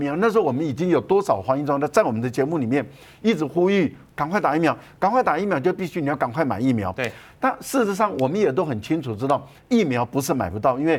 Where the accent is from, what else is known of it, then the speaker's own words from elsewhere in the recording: Taiwan; 第二个呢，你也没有理由用我们台湾人的生命。